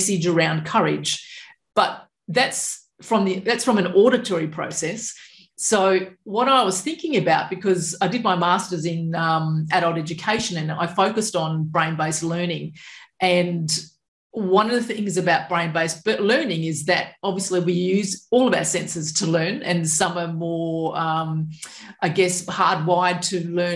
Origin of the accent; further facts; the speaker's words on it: Perth, Western Australia, Australia; also born or lived in Balingup, Western Australia; now in southwest Western Australia, Australia; I was from Perth originally.